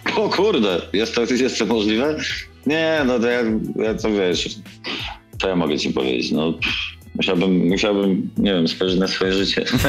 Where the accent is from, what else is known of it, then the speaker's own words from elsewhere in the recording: Kielce, Świętokrzyskie Voivodeship, Poland; moved away as an adult; also born or lived in Gdynia; jestem facetem z Kielc